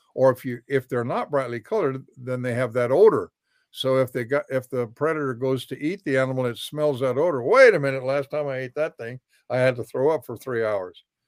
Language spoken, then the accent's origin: English; Alaska, United States; now in Florida, United States; I've been in Florida sixty years. I came here from Alaska where I was raised